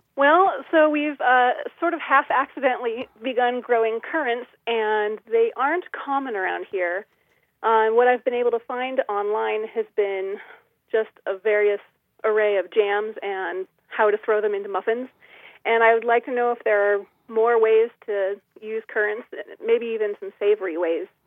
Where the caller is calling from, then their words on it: Eagle, Idaho, United States; I'm calling from Eagle, Idaho